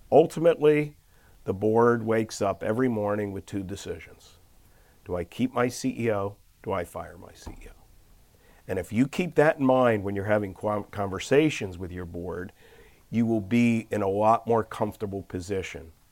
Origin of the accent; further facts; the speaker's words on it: Philadelphia, Pennsylvania, United States; I am an unlikely character from inner city Philly to actually do it. I, I grew up in West Oak Lane in a row house.